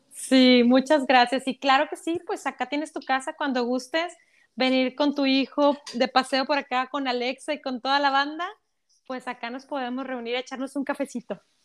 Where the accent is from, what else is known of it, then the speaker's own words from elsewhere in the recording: Mexico; como mexicanos, yo creo que como vivimos en una cultura de telenovelas